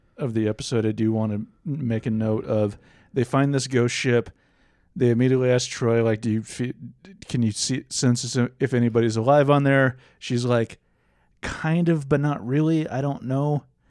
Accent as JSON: {"language": "English", "region": "Scotland", "country": "United Kingdom", "said": "I'm Scottish."}